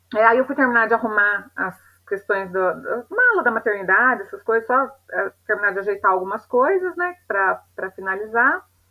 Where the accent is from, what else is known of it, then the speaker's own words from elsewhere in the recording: Piraju, São Paulo, Brazil; now in Londrina, Brazil; na minha cidade natal, em Piraju, interior de São Paulo